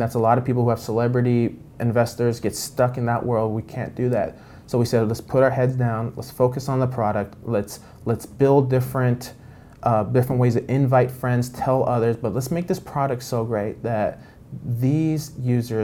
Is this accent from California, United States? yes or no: yes; Los Angeles, California, United States; we grew up in Los Angeles